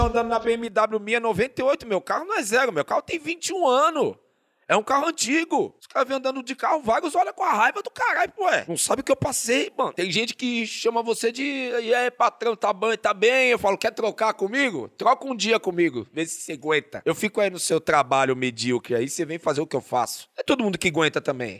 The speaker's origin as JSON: {"language": "Portuguese", "region": "São Paulo", "country": "Brazil", "tie": "born or raised there", "said": "Zona Norte, nasci no Tucuruvi, onde hoje é a estação de. Não, eu nasci na Vila, na Vila Gustavo. Na Vila Gustavo. E depois eu fui pro Tucuruvi"}